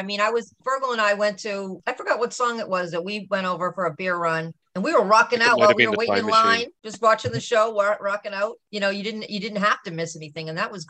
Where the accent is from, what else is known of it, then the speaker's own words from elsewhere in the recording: Boston, Massachusetts, United States; accent: Boston; I met some guys that were fascinated with my Boston accent.